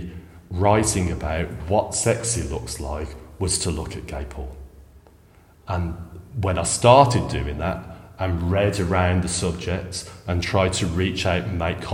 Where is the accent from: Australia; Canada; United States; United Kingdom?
United Kingdom; England; came from a very small provincial city in England where there was a very small gay scene